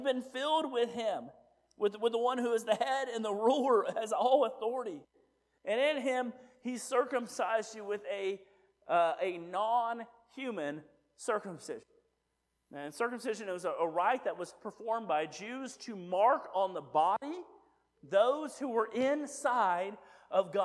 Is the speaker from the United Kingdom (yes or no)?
no; United States; I'm an American